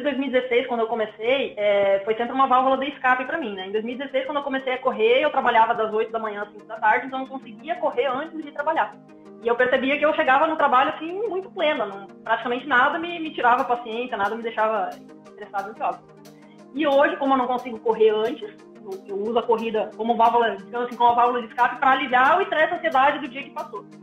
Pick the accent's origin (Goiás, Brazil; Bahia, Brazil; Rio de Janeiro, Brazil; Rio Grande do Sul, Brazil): Rio Grande do Sul, Brazil; moved away as an adult; also born or lived in western Paraná; now in Paraná, Brazil; sou natural do Rio Grande do Sul e moro aqui no oeste do Paraná já faz uns